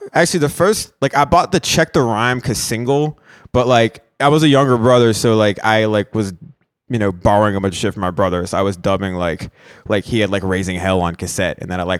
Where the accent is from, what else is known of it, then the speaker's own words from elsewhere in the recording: Chapel Hill, North Carolina, United States; moved away; I was like in Chapel Hill, North Carolina